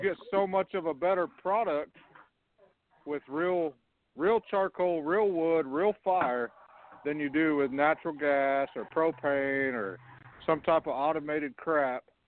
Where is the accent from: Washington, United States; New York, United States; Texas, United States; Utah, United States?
Texas, United States; West; now in Carlsbad, United States; I'm out in New Mexico, but I was born and raised in West Texas